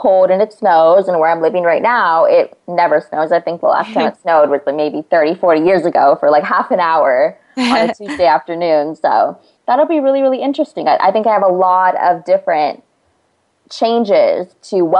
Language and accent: English; California, United States; I'm from California right now